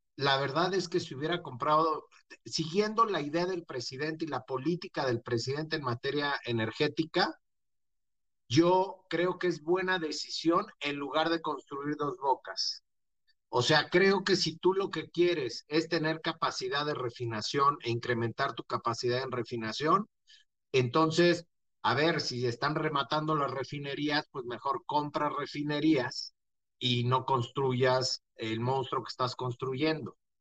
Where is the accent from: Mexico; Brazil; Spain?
Mexico; como mexicanos